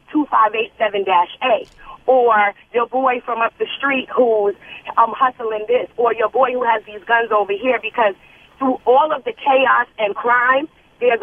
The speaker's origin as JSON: {"language": "English", "town": "New York City", "region": "New York", "country": "United States", "tie": "born or raised there", "said": "I was born and raised in Brooklyn"}